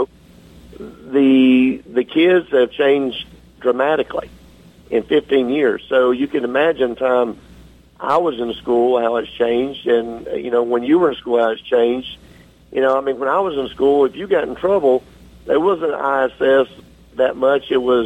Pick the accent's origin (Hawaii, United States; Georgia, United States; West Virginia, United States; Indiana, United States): Georgia, United States; Southern through and through, born and raised in Georgia